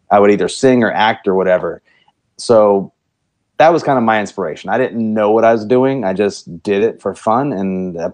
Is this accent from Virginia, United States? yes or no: yes; Virginia, United States; now in Cedar Park, United States; I'm actually from Virginia.